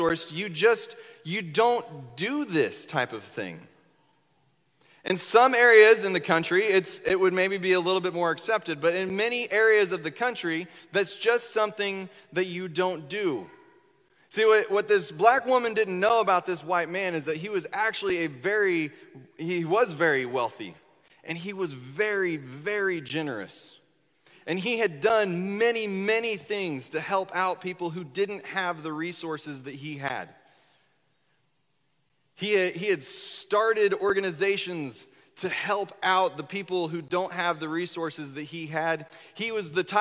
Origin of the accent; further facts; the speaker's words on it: Northwest Kansas, United States; moved away as an adult; also born or lived in Southern Indiana; now in Indiana, United States; I grew up in Northwest Kansas